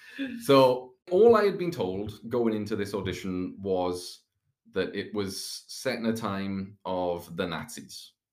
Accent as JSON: {"language": "English", "region": "South Wales", "country": "United Kingdom", "tie": "born or raised there", "said": "I am from right in the valleys, right in South Wales, in Aberdeen."}